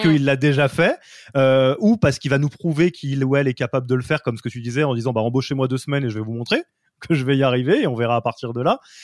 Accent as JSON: {"language": "French", "country": "France", "said": "en tant que Français"}